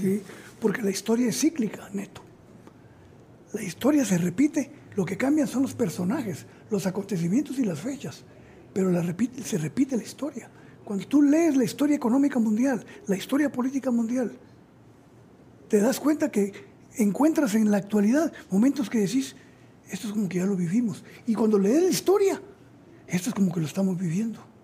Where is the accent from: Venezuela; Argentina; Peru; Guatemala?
Guatemala; Zacapa; moved away as an adult; also born or lived in Mexico